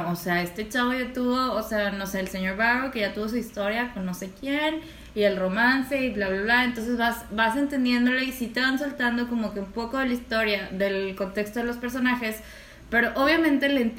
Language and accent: Spanish; Mexico